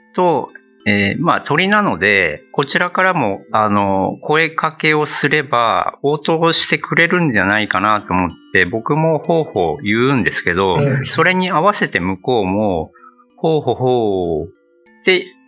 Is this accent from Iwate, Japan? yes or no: yes; Iwate, Japan; moved away as an adult; also born or lived in Nagaoka, Niigata / Fujisawa, Kanagawa / Australia / Kanto; now in Okinawa, Japan; もともとは岩手県ですね